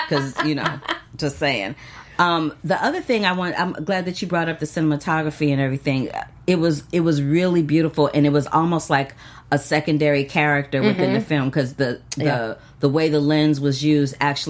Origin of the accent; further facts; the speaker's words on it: St. Louis, Missouri, United States; I'm from St. Louis, Missouri